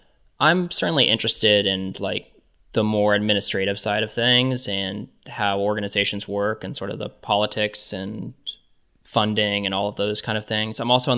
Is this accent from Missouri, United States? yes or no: yes; Kansas City, Missouri, United States; So in growing up in Kansas City, I've been going to the Nelson Atkins Museum of Art forever, and that's been like really a place for me.